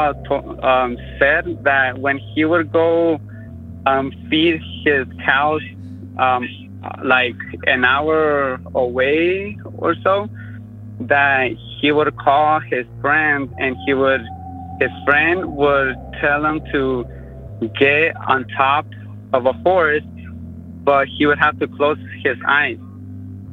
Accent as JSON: {"language": "English", "town": "Boardman", "region": "Oregon", "country": "United States", "said": "I'm from Boardman, Oregon"}